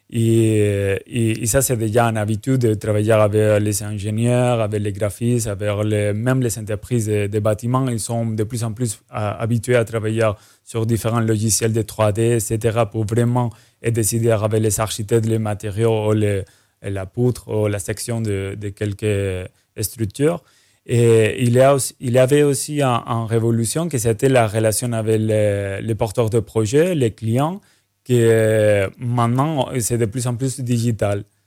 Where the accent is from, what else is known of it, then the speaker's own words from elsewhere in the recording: Spain; now in Martinique; je suis espagnol